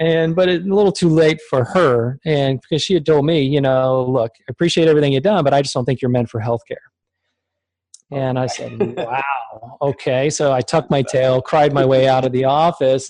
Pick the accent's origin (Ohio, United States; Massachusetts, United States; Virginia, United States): Virginia, United States; Richmond; born or raised there; also born or lived in Germany